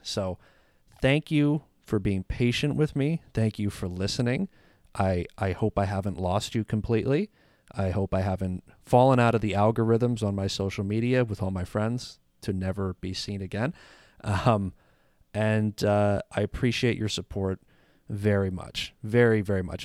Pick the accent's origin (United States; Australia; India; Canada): Canada; I'm Canadian